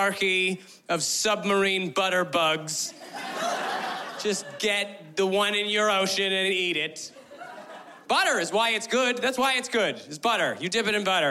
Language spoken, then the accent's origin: English; West Coast, United States; I'm from the West Coast